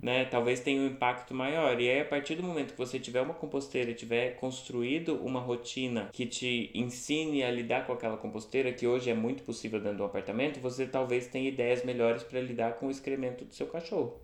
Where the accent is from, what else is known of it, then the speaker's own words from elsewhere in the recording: Franca, São Paulo, Brazil; also born or lived in New Zealand; now in Florianópolis, Brazil; eu sou de Franca, interior de São Paulo